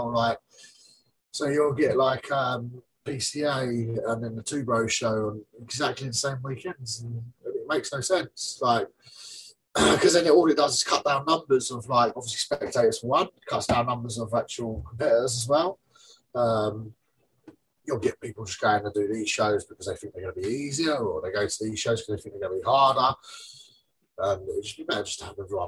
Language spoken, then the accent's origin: English; England, United Kingdom; I'm English